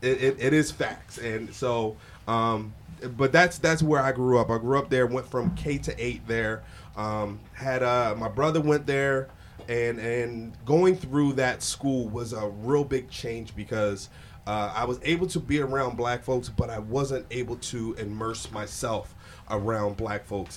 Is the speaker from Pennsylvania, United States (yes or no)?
yes; Philadelphia, Pennsylvania, United States; I'm from South Philly, born and raised.